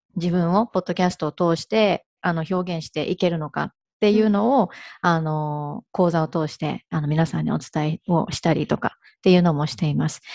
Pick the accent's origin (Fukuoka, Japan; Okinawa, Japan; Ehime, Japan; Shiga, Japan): Ehime, Japan; moved away as an adult; also born or lived in Hirakata, Osaka / Kanto; now in Kagawa, Japan; あの、愛媛生まれ、愛媛育ちなんですけれども